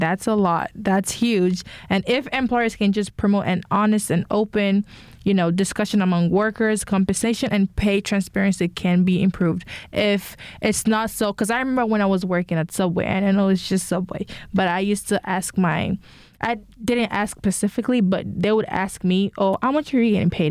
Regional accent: Nigeria; I'm Nigerian as well

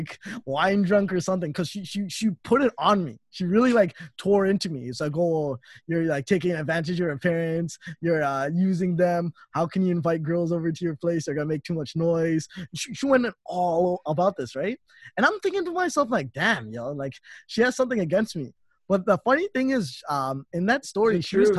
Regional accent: Toronto, Ontario, Canada; I stayed in Toronto most of my life, and I've been living with my parents

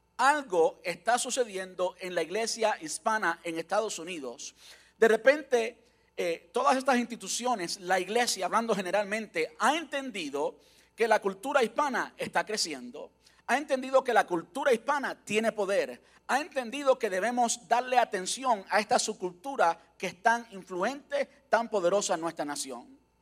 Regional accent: Cuba; now in United States; una iglesia en Cuba, como yo nací, donde yo nací, donde yo crecí

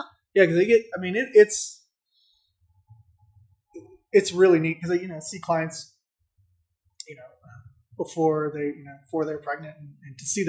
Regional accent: Saudi Arabia; also born or lived in Germany / Florida / Alabama / Indiana; now in United States; I was born in Germany, but then I grew up in Saudi Arabia. And then I moved to Northwest Florida, college in Alabama, Indiana, and I'm here.

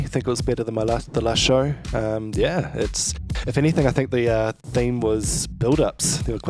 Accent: New Zealand; now in Australia; I'm a Kiwi.

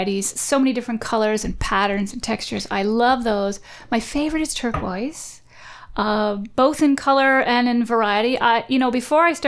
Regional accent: Oshawa, Ontario, Canada; also born or lived in Whitby / Toronto; I was born in Oshawa, and I lived there until I was 12, and then we moved to Whitby

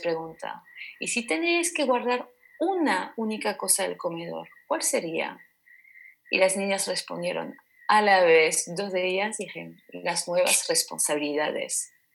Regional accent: French Basque Country, Nouvelle-Aquitaine, France; now in Basque Country, Spain; en el País Vasco francés tenía un recuerdo de comedor

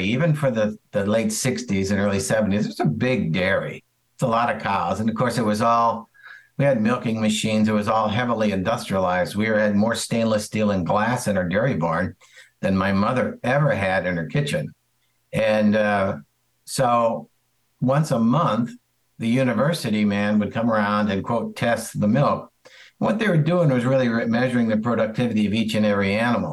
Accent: St. Louis, Missouri, United States; We grew up around St. Louis

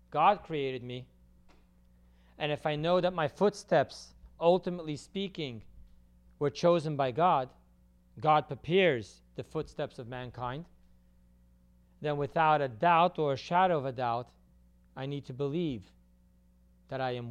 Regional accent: California, United States; I grew up in California in my high school years.

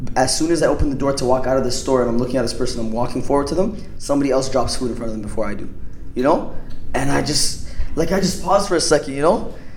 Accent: Canada; I'm from Canada

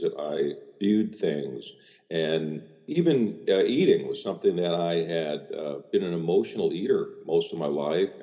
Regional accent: Chicago, Illinois, United States; growing up in Chicago as I did

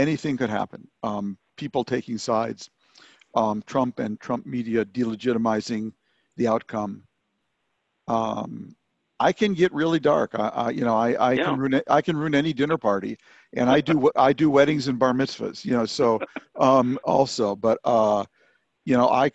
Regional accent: Minnesota, United States; moved away as an adult; also born or lived in Beirut; growing up in Minnesota

